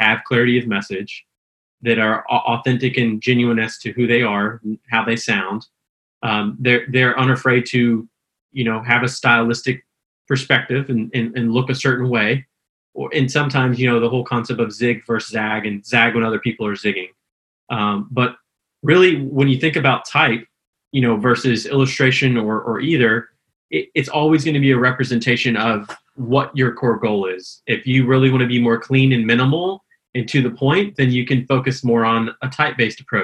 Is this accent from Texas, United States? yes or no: yes; Houston, Texas, United States; also born or lived in Austin, Texas; I'm originally from Houston, Texas, in transition to Austin